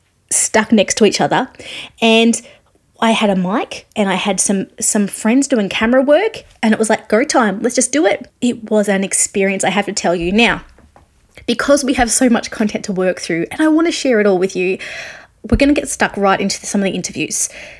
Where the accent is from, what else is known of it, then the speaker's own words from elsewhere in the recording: Australia; I'm an Australian music journalist